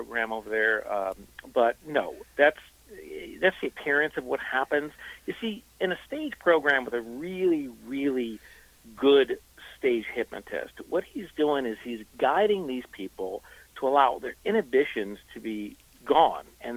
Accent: East Coast, United States; moved away; I'm originally from the East Coast

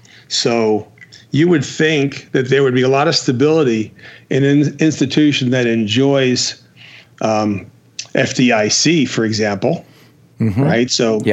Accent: Jersey City, New Jersey, United States; moved away as an adult; now in Las Vegas, United States; I am from New Jersey. Now, which part? Jersey City, affectionately known as the armpit.

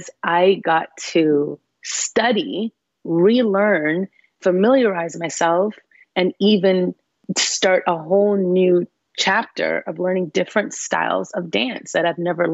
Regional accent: Canada; being Canadian

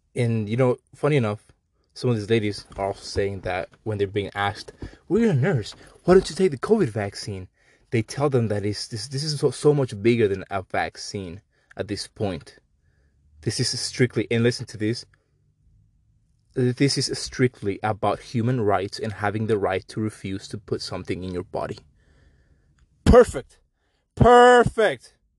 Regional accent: Mexico; I'm Mexican. I apologize for my accent

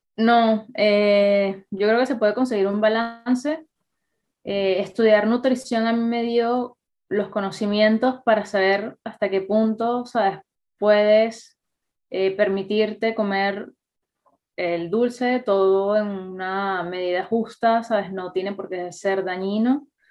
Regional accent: Venezuela; moved away; also born or lived in Catalonia; nosotros como venezolanos

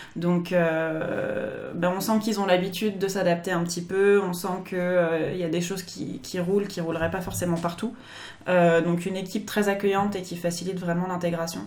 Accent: France; moved away as an adult; now in Japan; en tant que Français

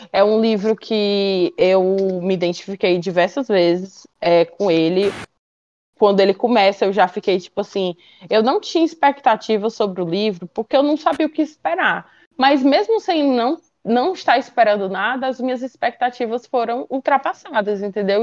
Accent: Ceará, Brazil; eu, que sou do Nordeste, daqui do Ceará

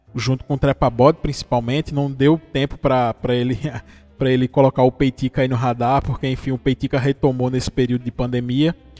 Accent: interior of Pernambuco, Brazil; eu sou do interior de Pernambuco, você já deve ter percebido pelo sotaque. Eu sou de uma cidadezinha aqui do interior de Pernambuco

